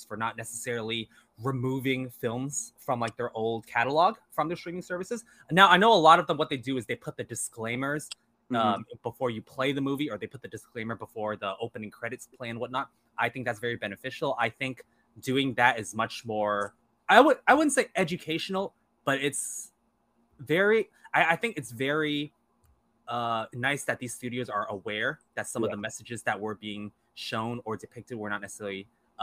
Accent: San Francisco, California, United States; an Asian guy growing up in San Francisco

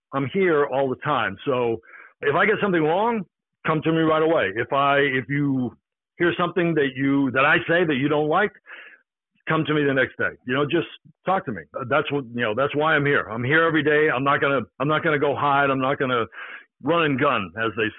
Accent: Boston, Massachusetts, United States; now in New York, United States; I'm from Boston

